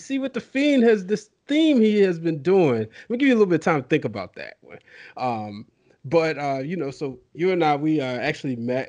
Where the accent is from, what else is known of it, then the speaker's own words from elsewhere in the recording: United States; I'm from Baltimore, D.C.